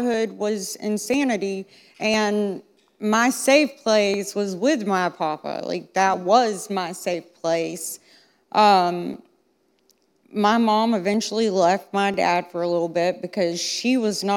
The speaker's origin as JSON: {"language": "English", "town": "Concord", "country": "United States"}